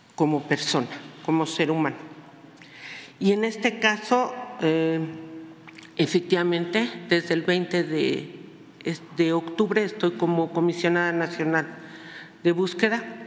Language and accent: Spanish; Mexico; tengo casi 41 años en la lucha social y popular en este país, que es mi país, y junto a mi pueblo